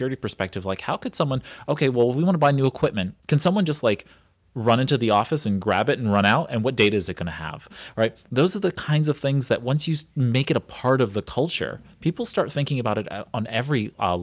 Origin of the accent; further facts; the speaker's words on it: New York City, New York, United States; I grew up in Brooklyn